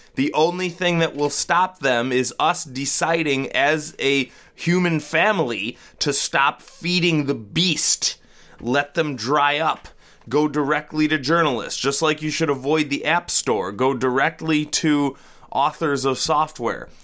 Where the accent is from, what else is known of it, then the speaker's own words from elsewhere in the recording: Rochester, United States; I'm no longer confined to my hometown